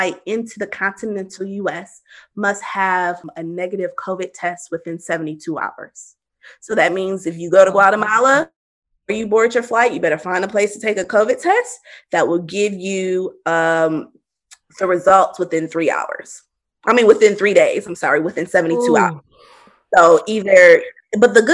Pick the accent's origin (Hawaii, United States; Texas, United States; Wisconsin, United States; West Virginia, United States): Wisconsin, United States; Milwaukee; moved away; We were going to my hometown.